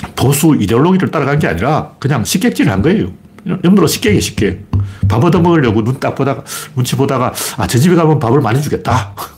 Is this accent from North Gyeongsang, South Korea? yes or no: yes; Gyeongju, North Gyeongsang, South Korea; moved away; 제가 태어난 동네가 옛날 그 경주 신라